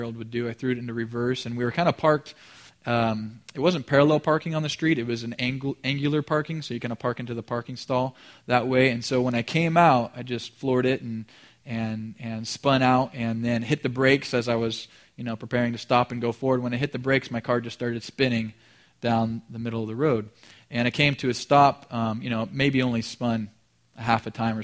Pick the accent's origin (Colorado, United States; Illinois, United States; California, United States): California, United States; Colusa; I was working in the city of Colusa, where I grew up in Colusa County.